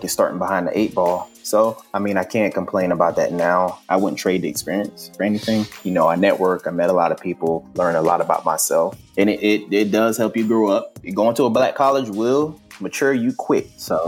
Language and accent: English; Panama; born there; also born or lived in Germany / New York / Virginia / New Jersey; I was born in Panama. Both my parents were in the army for about 20-something years. So we traveled all over the place. I lived in Germany. My mother's from Trinidad, so we visited there a few times. We lived in New York, Virginia, New Jersey, Pennsylvania.